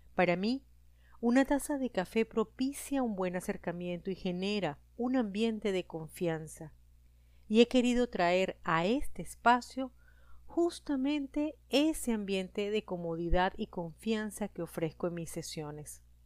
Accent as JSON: {"language": "Spanish", "country": "Venezuela", "moved": "as an adult", "lives_now": "Costa Rica", "said": "Soy venezolana, tengo 48 años y vivo"}